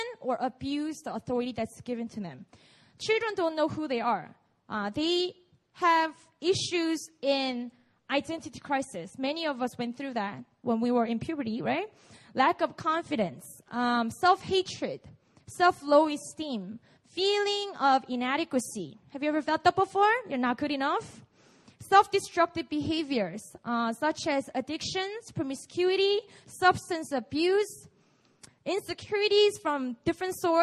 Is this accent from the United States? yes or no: no; South Korea; English is a second language; I grew up here, so English is my second language.